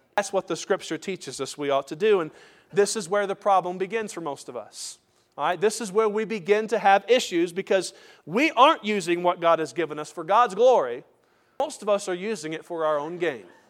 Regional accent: United States; as American Christians

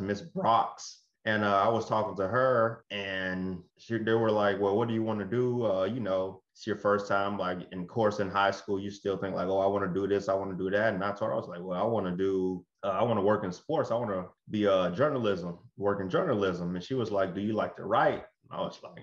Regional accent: Blytheville, Arkansas, United States; moved away; also born or lived in Memphis; Blyville, Arkansas, where I'm from, my hometown.

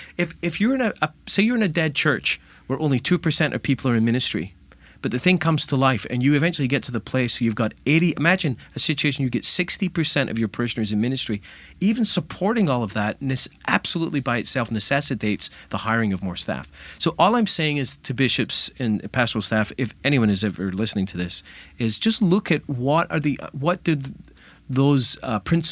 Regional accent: Scotland, United Kingdom; You know, I'm originally from Scotland, and in the Highlands of Scotland, in the bleak winters, when the oatmeal was running thin

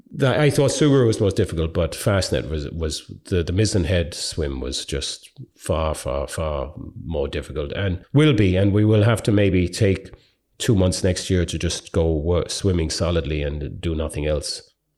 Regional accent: Ireland; being Irish

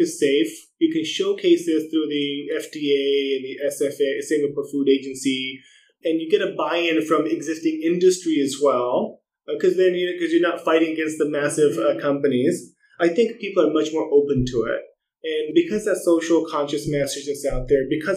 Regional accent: United States; As an American

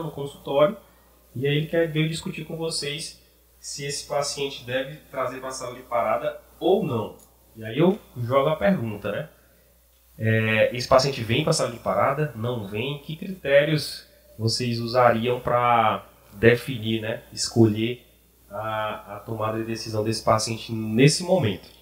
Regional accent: Maranhão, Brazil; moved away as an adult; also born or lived in Piauí; now in Ceará, Brazil; vim do Maranhão, me formei no Piauí, agora estou no Ceará

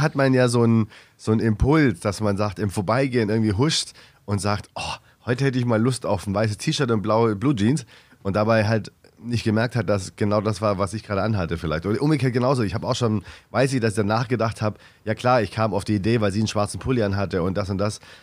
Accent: Stuttgart, Baden-Württemberg, Germany; moved away; ich komme aus Stuttgart

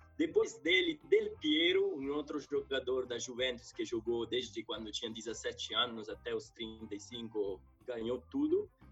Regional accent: Civitanova Marche, Marche, Italy; Portuguese is a second language; also born or lived in Spain / Ireland; now in São Paulo, Brazil; E eu nasci no centro-leste da Bota, do país da Bota, né? Que é uma cidade que, chama, que é chamada de Civitanova Mar. Civita Nova Marca, fica no centro-leste, no Mar Adriático, uma cidade de 40 mil habitantes. E tinha uma infância simples, tranquila

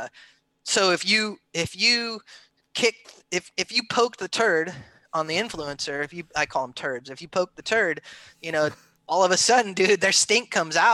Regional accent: California, United States; I grew up in California on the beach from skating and surfing

